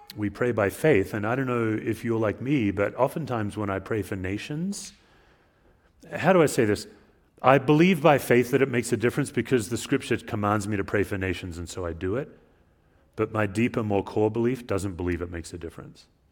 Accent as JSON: {"language": "English", "country": "Australia", "moved": "as an adult", "said": "as an immigrant, as an Australian"}